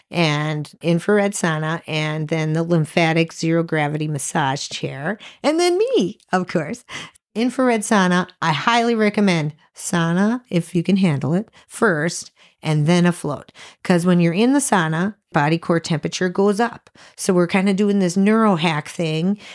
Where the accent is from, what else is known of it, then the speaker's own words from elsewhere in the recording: Sheboygan, Wisconsin, United States; we're from Sheboygan, Wisconsin